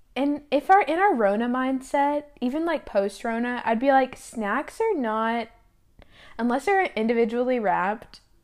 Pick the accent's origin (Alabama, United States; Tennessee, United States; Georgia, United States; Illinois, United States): Tennessee, United States; born or raised there; moved away